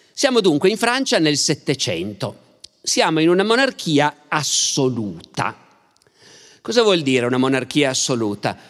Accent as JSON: {"language": "Italian", "town": "Turin", "region": "Piedmont", "country": "Italy", "said": "siamo torinesi"}